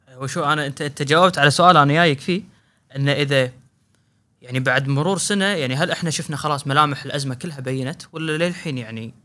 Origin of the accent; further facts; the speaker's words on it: Kuwait; هنا عندنا بالكويت